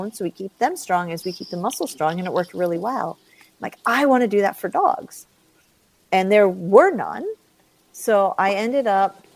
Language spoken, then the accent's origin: English; Long Island, New York, United States; moved away; also born or lived in Colorado; I grew up on Long Island in New York.